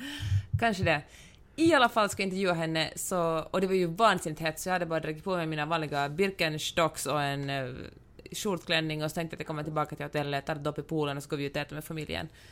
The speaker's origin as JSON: {"language": "Swedish", "country": "Finland", "said": "som finlandssvensk"}